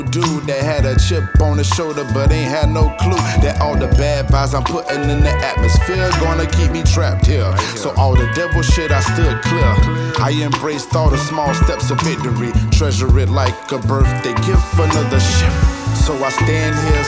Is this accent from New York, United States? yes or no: no; Jacksonville, Florida, United States; my hometown, Duval County, Jacksonville, Florida